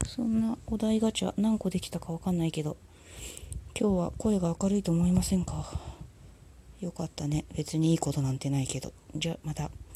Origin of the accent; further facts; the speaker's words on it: Tokyo, Japan; 東京生まれの東京育ちのシティガールだもん